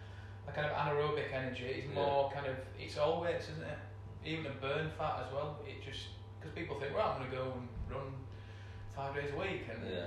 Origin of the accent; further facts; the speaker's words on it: Bradford, Yorkshire and the Humber, United Kingdom; We Yorkshire, we're from Bradford